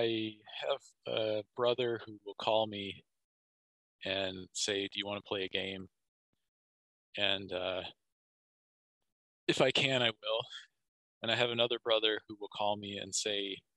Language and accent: English; Kansas, United States; I'm from Kansas, my hometown